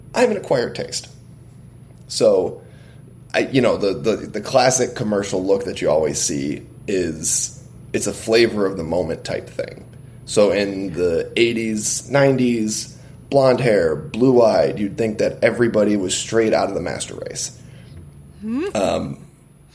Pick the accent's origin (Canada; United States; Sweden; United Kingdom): United States; I'm Lebanese and Irish, so what I am is an American mutt